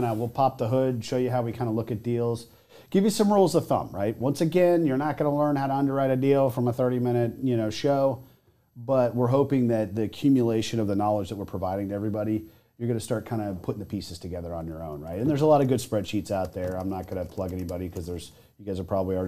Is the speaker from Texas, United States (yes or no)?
yes; Texas, United States; I'm from Texas.